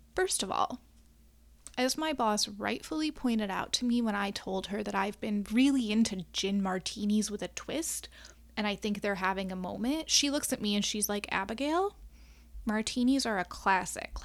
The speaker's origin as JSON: {"language": "English", "region": "Midwest", "country": "United States", "tie": "born or raised there", "lives_now": "Chicago, United States", "said": "as a Midwesterner, a born and bred middle of the country gal"}